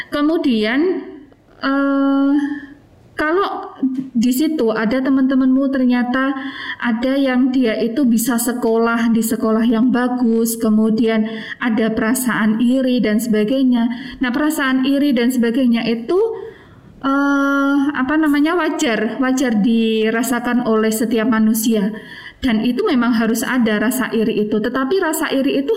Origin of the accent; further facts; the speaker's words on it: Trenggalek, East Java, Indonesia; karena uh, apa namanya saya berasal dari Trenggalek itu biasanya saya mendapatkan Eh, apa namanya ejekan wah anak galek makannya eh, apa namanya tiwul gaplek